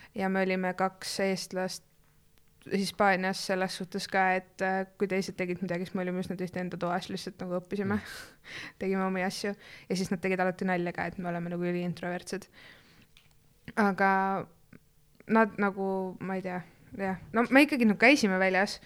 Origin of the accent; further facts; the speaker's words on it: Estonia; mina olen ikkagi eestlane